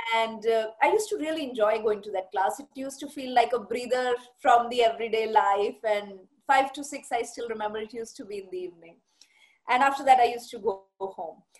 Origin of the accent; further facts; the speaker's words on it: Bathinda, Punjab, India; moved away; also born or lived in Jaipur; I have been born and brought up in Punjab. I'm a Punjabi basically, and my parents both are Punjabis, and I was uh, brought up in Batinda.